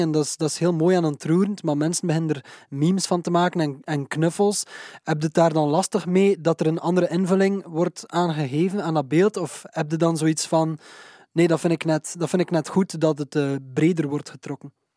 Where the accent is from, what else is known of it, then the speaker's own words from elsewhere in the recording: Waregem, Flanders, Belgium; Waregem, dus mijn ouders woonden in Waregem, onze studio is in Waregem